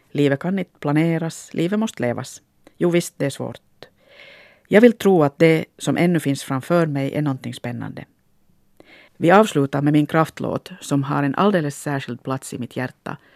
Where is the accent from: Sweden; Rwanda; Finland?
Finland; Likt en äkta finlandssvensk sitter jag nu här och funderar på min identitet. Nå, så som många människor som har flyttat från ett sammanhang till ett annat är jag väl mest av allt en blandning av olika saker.